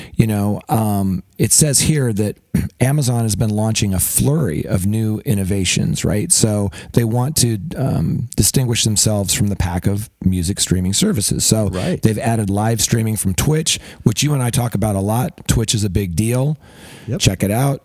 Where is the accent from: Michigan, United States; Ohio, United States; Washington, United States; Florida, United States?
Washington, United States; Seattle; moved away; also born or lived in Salem, Oregon; I grew up in the Seattle area